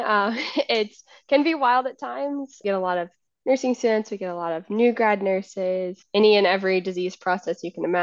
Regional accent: Richmond, Virginia, United States; I grew up in Richmond

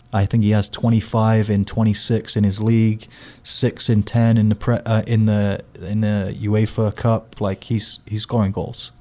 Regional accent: United Kingdom; now in United States; as a Brit

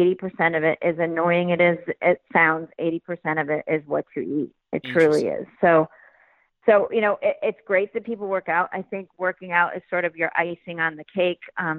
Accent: Glen Ellyn, Illinois, United States; also born or lived in Florida; I grew up in Chicago, a suburb called Glen Ellyn outside of the city.

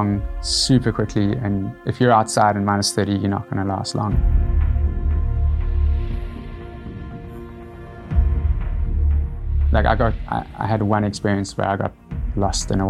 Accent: Cape Town, Western Cape, South Africa; I'm Cape Town born and bred.

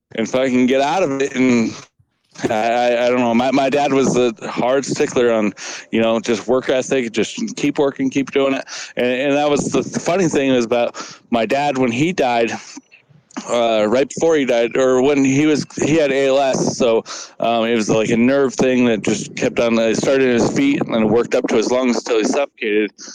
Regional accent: South Dakota, United States; now in West Texas, United States; I'm from South Dakota originally. I'm living in Texas right now, West Texas.

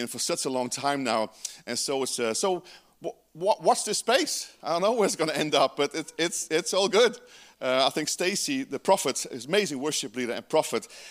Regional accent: Georgetown, Guyana; now in New Zealand; I was born in South America in British Guiana, right, in Georgetown.

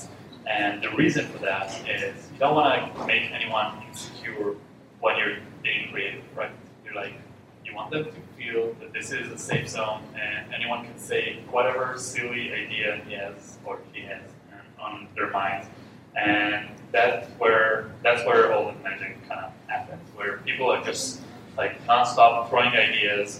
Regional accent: Israel; moved away; I'm from Israel, and we have this culture in Israel

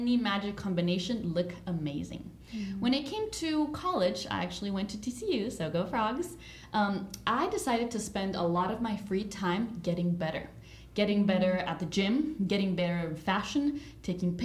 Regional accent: El Salvador; moved away; I'm originally from El Salvador

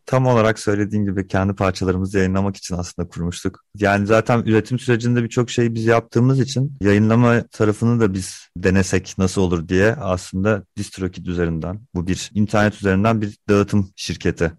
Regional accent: Mersin, Turkey; ben İstanbul dışında büyüdüm, Mersin'de büyüdüm

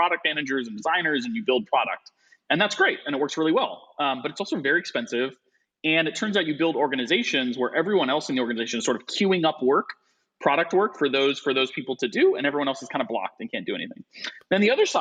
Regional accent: Midwest, United States; moved away as an adult; now in Chicago, United States; I'm from the Midwest, and we came back to the Midwest

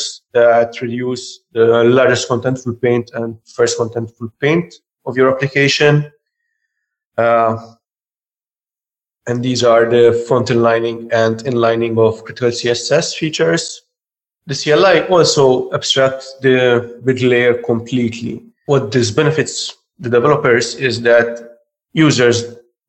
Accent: Malta; I'm from Malta

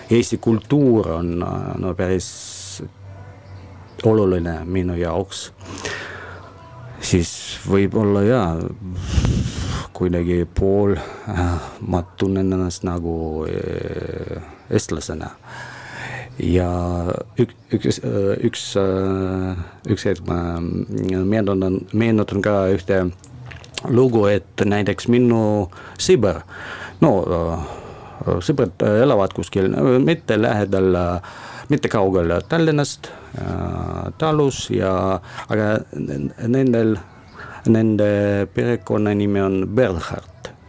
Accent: Russia; Estonian is a second language; now in Estonia; no muidugi ma olen, ma olen venelane ja see, see, see võib-olla on alati, aga no praegu kui ma leidsin oma teise kodu

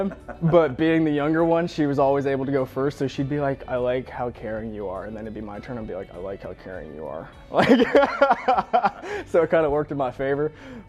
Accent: Georgia, United States; born or raised there

